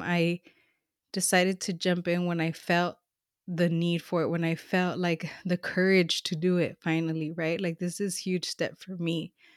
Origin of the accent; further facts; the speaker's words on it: Los Angeles, California, United States; moved away as an adult; now in Northern California, United States; I'm a SoCal girl, like, I was born and raised in Los Angeles